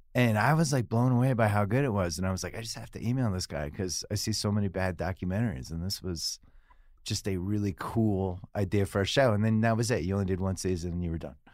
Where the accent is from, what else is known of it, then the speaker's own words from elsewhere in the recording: Boston, Massachusetts, United States; I'm from Boston